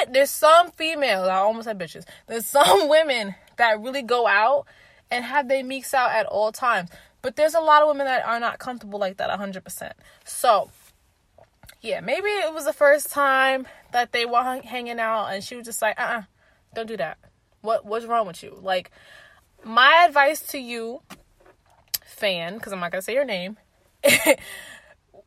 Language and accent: English; New York City, New York, United States; I'm a New Yorker